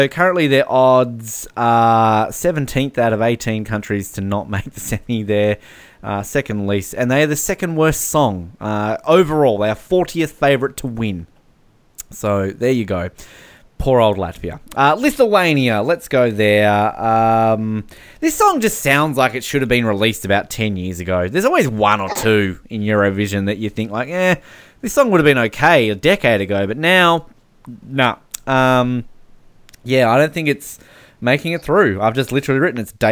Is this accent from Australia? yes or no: yes; Australia; now in New Zealand; I'm an Australian in New Zealand.